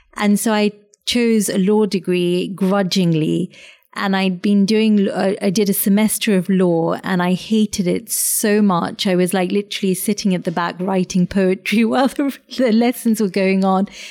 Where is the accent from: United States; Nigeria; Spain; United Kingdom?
United Kingdom; London; also born or lived in a warm country abroad; suddenly you're in this very urban, very kind of haggard Southeast London, Kent borders